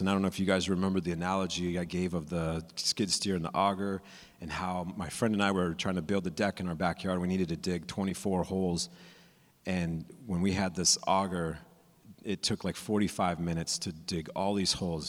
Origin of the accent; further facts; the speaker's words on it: California, United States; I'm from California, so I went to Disneyland